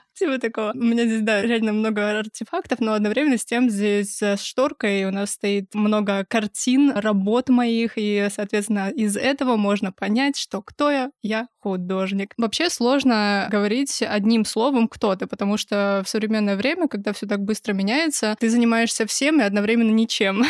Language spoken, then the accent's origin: Russian; Kazakhstan; moved away as an adult; now in Chelyabinsk, Russia; я родилась в Казахстане и жила там до 18 лет, и переехала в Челябинск в 16 году